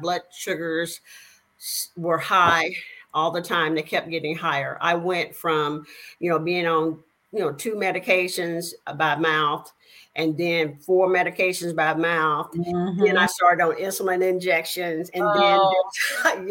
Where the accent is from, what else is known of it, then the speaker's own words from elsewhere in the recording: El Dorado, Arkansas, United States; now in Houston, United States; I am originally born in a little small town in Arkansas. And you may be able to tell by my accent. It's a little town called El Dorado.